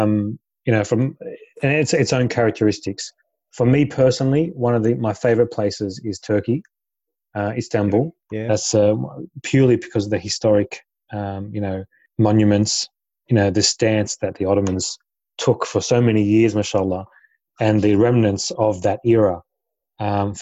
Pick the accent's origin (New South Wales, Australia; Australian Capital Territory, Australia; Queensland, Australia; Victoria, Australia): New South Wales, Australia; Sydney; moved away as an adult; now in Adelaide, Australia; I'm from Sydney originally. I was born and raised in Sydney and moved to Adelaide only about 6 months ago.